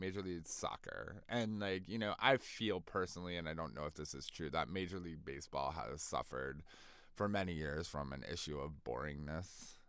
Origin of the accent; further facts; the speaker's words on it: Massachusetts, United States; growing up in Massachusetts, I was dragged to and off Red Sox games